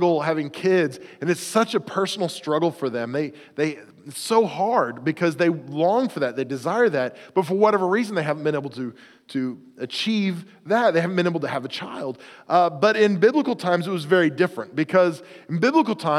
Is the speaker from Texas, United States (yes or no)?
no; Oklahoma, United States; moved away; at our house growing up in the South in Oklahoma